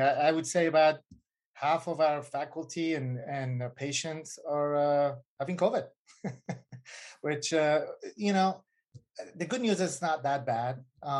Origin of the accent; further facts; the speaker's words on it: Virginia, United States; also born or lived in Iran; And anyway, so, and then we moved into the States and kind of in my teenage years, I grew up in Virginia, Northern Virginia. And, you know, I had to go back when I was 16, 17 to my grandma back in Iran.